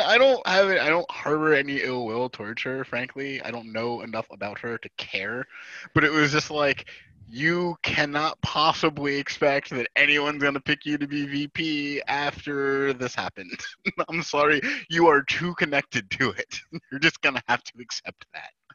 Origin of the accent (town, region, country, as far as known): New Jersey, United States